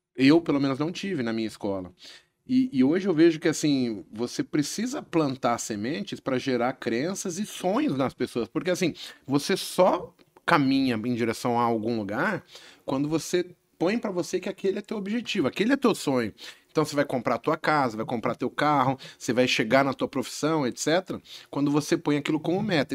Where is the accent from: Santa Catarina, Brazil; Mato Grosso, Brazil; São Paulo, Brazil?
São Paulo, Brazil; eu nasci na Vila Nova Cachoeirinha aqui em São Paulo, né? E aí, de repente, eu estou estudando em escola pública